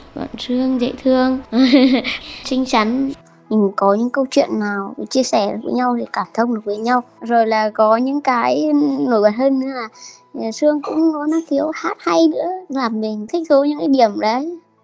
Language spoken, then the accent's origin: Vietnamese; Nghệ An, Vietnam; now in Hanoi, Vietnam; mình năm nay là 38 tuổi, mình quê ở Nghệ An và hiện đang sinh sống và làm việc ở Hà Nội